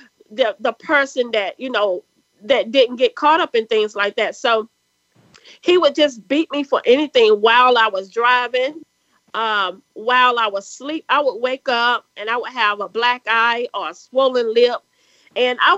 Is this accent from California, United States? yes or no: no; South Carolina, United States; accent: country; we grew up poor here in the South